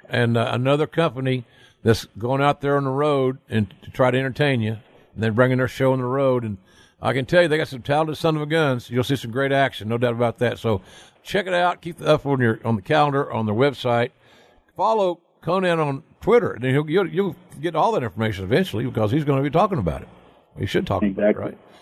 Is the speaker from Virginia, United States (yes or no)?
no; Oklahoma, United States; my home state of Oklahoma